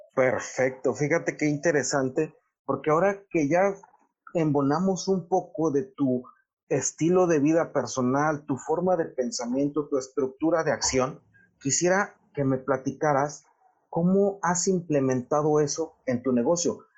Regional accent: Mexico; nosotros como mexicanos

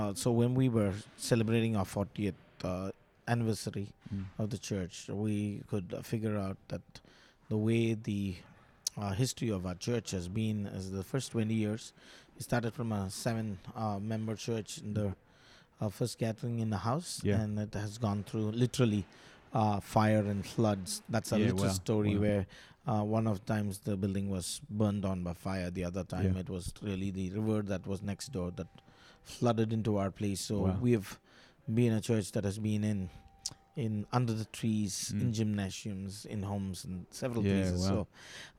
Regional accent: Chennai, Tamil Nadu, India; from Chennai, India.

